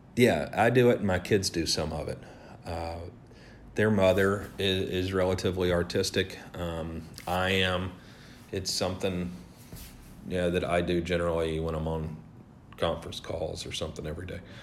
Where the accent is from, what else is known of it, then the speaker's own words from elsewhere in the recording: the South, United States; I grew up in the South